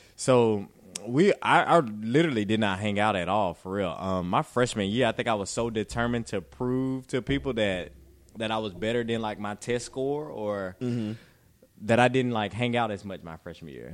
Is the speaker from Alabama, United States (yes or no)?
yes; Butler, Alabama, United States; moved away; I'm from Alabama, from Butler, Alabama. So a very small town.